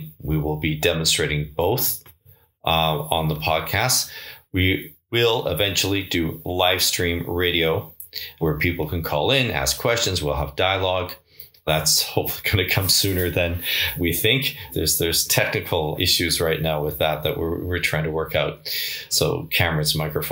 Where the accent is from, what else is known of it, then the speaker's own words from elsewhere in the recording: Victoria, British Columbia, Canada; We were living in a duplex just off Shelbourne Street in Victoria